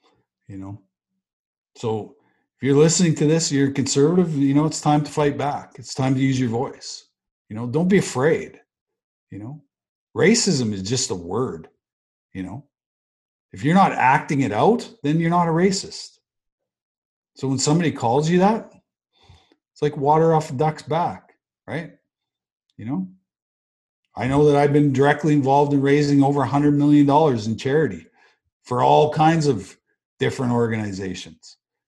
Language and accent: English; Western Canada, Canada; peace and joy and happiness and love and care and respect and, you know, all those things we learned growing up in Western Canada.